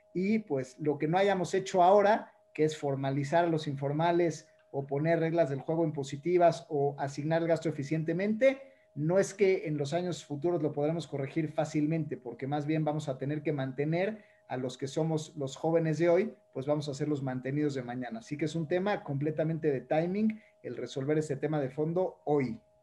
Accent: Mexico; nosotros como mexicanos

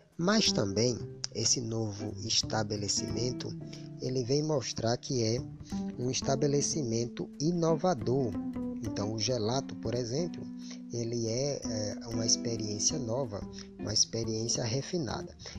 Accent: Brazil; first language Portuguese; a nossa língua materna, a língua portuguesa, ou por que não dizer a nossa língua brasileira. Afinal de contas, a língua falada aqui no Brasil

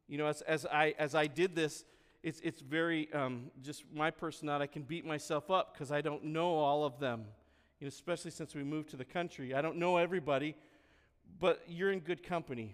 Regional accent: Vermont, United States; moved away; the neighborhood I grew up back in Vermont on Silver Circle

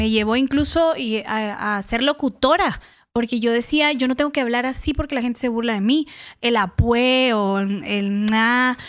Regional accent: Guatemala; accent: chapín; moved away; Yo soy de una región de, de Guatemala que, bueno, Guatemala empezando es un país pequeñitito, pero estamos muy segregados también y muy divididos culturalmente. Es, yo soy de Chiquimula y de Zacapa

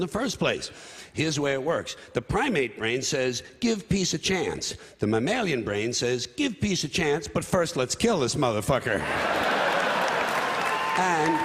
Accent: New York City, New York, United States; I was born on this island, Manhattan Island, therefore I was born in New York City, New York County, and New York State.

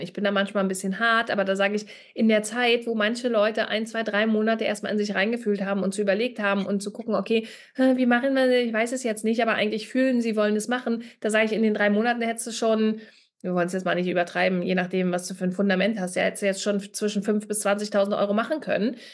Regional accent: Berlin, Germany; Ich komme ja aus Berlin

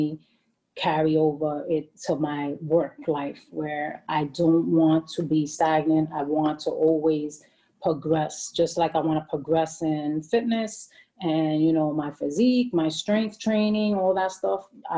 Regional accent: Bronx, New York, United States; I could understand the people in the community and stuff more, being that I could relate to them growing up in the Bronx.

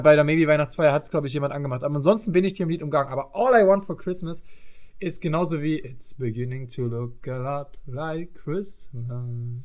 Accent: East Germany, Germany; bei uns im Osten

